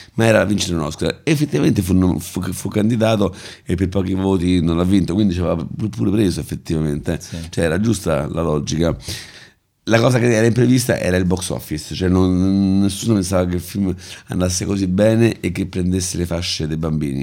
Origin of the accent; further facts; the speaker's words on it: Rome, Lazio, Italy; io sono nato e cresciuto a Prati